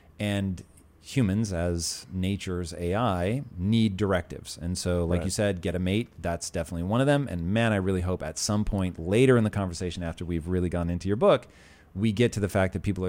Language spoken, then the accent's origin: English; Puyallup, Washington, United States; So as a child of the 80s, growing up in Tacoma, and I really grew up on the edge of Tacoma. It's probably more accurate, even though my address really was Tacoma, it's more accurate to say I grew up in Puyallup.